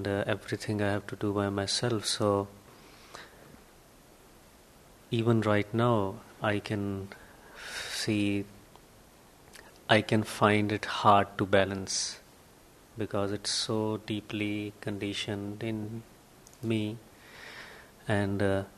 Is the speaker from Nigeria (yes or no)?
no; India; moved away as an adult; I was born and raised in India